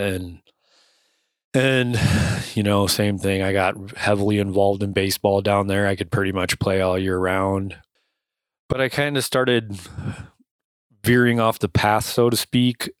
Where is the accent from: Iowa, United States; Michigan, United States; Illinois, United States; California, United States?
Iowa, United States; Cedar Rapids; I was born in Cedar Rapids, Iowa, raised in Cedar Rapids, Iowa for most of my childhood